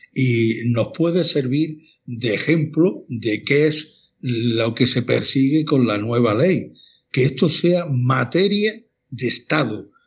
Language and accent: Spanish; Málaga, Andalusia, Spain; moved away as an adult; now in Granada, Spain; Yo no soy granadino de, nacimiento, pero soy malagueño, pero granadino de adscripción